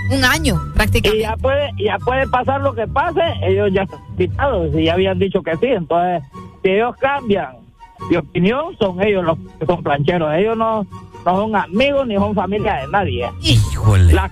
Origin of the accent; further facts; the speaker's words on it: England, United Kingdom; Ah, pero como yo no soy español, yo soy inglés.